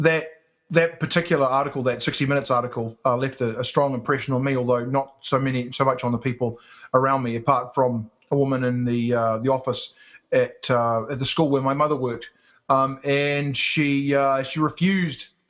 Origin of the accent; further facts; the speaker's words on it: New Zealand; accent: New Zealand; also born or lived in England / Auckland; I grew up in New Zealand